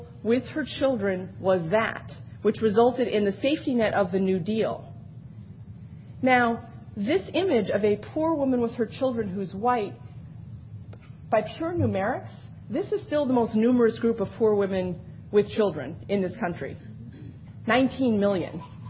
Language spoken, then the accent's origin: English; Wisconsin, United States; now in New York, United States; I'm a New Yorker now, not a Wisconsinite anymore.